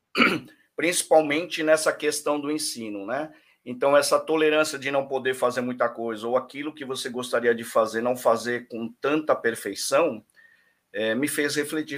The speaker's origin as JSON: {"language": "Portuguese", "country": "Brazil", "said": "como brasileiro"}